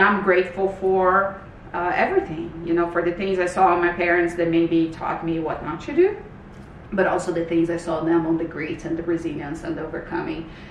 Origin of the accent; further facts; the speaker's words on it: Brazil; moved away as an adult; now in Canada; I'm originally from Brazil. So I moved to Canada in 2006.